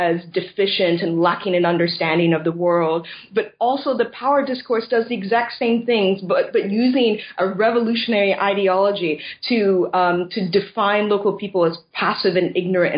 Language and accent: English; United States; moved away as an adult; now in Scotland, United Kingdom; I'm originally from the States